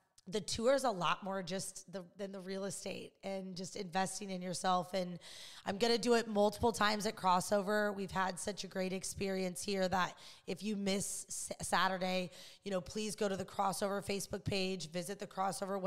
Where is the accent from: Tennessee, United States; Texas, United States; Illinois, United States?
Illinois, United States; now in Los Angeles, United States; I'm from Illinois